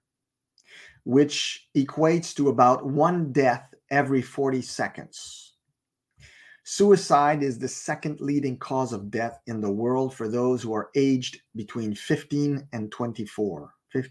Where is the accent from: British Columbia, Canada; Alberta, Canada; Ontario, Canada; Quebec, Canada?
Quebec, Canada; Montreal; moved away; I'm originally from Montreal